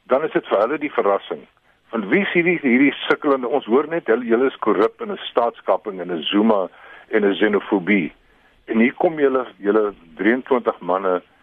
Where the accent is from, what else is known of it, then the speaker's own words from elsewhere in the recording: South Africa; ons verras onsself as Suid-Afrikaners